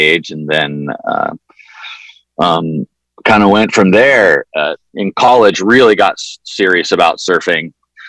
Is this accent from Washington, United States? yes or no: no; San Diego, California, United States; Growing up in San Diego